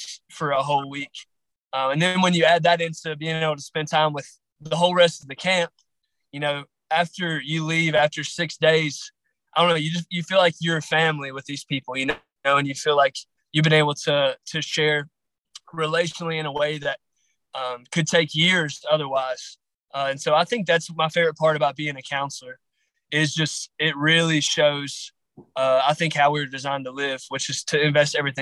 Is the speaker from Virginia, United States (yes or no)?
yes; Grayson County, Southwest Virginia, United States; I'm from Southwest Virginia. Grayson County, more specific. It's in the Appalachian Mountains.